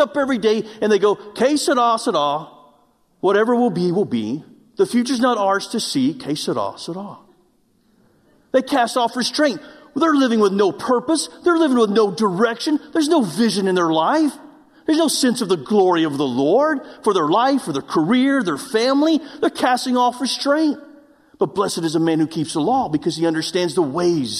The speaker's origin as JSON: {"language": "English", "region": "Oklahoma", "country": "United States", "moved": "yes", "said": "I'm from Oklahoma, and we don't have mountains in Oklahoma."}